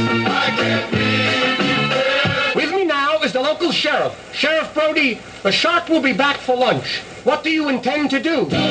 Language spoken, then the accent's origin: English; Lewisburg, Tennessee, United States; my hometown in Lewisburg, Tennessee.